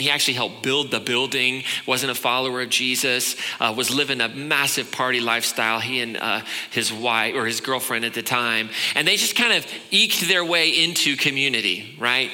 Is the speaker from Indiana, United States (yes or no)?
yes; Indianapolis, Indiana, United States; moved away; I grew up in Indianapolis.